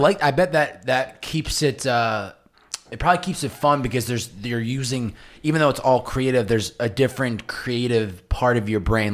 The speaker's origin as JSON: {"language": "English", "region": "Massachusetts", "country": "United States", "tie": "born or raised there", "said": "where I grew up in Massachusetts"}